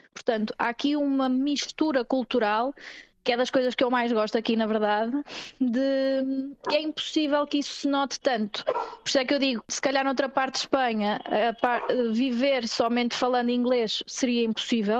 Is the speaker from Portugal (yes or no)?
yes; Viseu, Centro, Portugal; moved away as an adult; also born or lived in Porto; now in Barcelona, Spain; eu sou de Viseu, mas já estava a viver no Porto há algum tempo